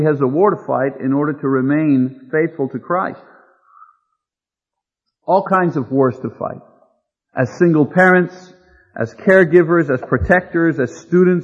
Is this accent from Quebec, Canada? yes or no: yes; Quebec, Canada; moved away as an adult; also born or lived in Montreal, Canada; now in San Diego, United States; as a person born and raised in Quebec, Canada, converted and trained in Montreal